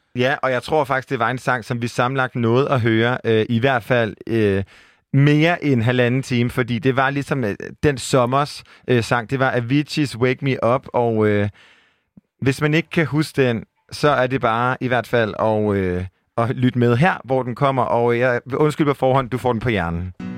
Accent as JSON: {"language": "Danish", "town": "Aarhus", "region": "Central Denmark Region", "country": "Denmark", "accent": "Jutlandic", "said": "som man måske kan høre på min milde røst, så er jeg fra Jylland"}